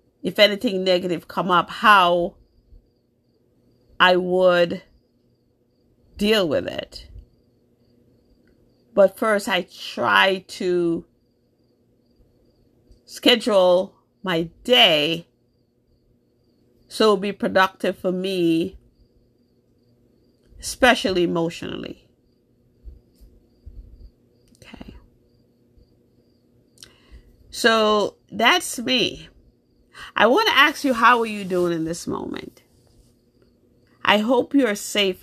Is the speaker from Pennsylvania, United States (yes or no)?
no; New York, United States; also born or lived in Jamaica; now in Massachusetts, United States; I was born in Jamaica. I grew up in New York most of my life. I live in Massachusetts now